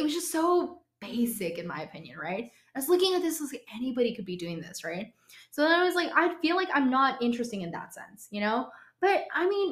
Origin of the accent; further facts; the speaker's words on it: Minnesota, United States; I'm from Minnesota